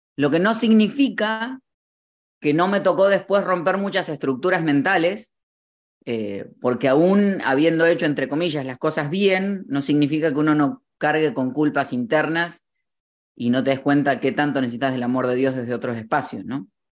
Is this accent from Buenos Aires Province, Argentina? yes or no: yes; Morón, Buenos Aires Province, Argentina; fui creciendo en Buenos Aires, en la ciudad de Morón que está en las, eh, como a 30 minutos de la capital